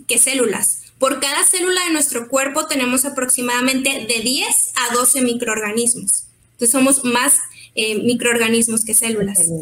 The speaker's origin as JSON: {"language": "Spanish", "town": "Mexicali", "region": "Baja California", "country": "Mexico", "said": "supimos que éramos de Mexicali"}